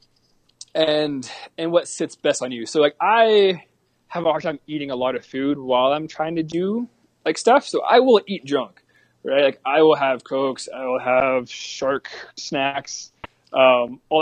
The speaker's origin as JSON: {"language": "English", "region": "the South", "country": "United States", "said": "I'm from the South"}